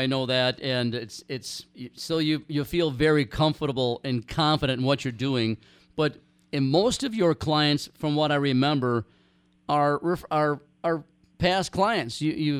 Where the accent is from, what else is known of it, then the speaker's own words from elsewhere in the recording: Ely, Minnesota, United States; I was born and raised up in Ely, Minnesota on Lake Vermilion.